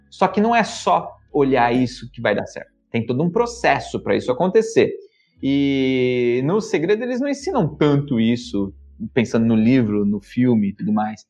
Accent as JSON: {"language": "Portuguese", "region": "São Paulo", "country": "Brazil", "tie": "born or raised there", "said": "nasci na Zona Leste de São Paulo, num bairro super pobre"}